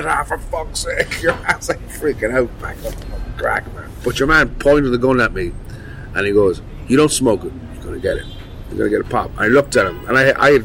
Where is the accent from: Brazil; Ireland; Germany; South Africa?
Ireland; I'm from Ireland